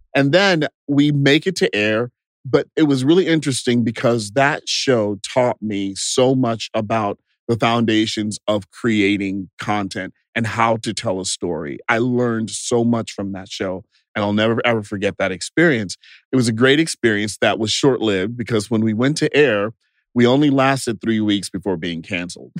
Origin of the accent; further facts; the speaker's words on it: Bastrop, Texas, United States; moved away as an adult; also born or lived in Los Angeles; I grew up in a small town called Bastrop, Texas, just 30 miles southeast of Austin.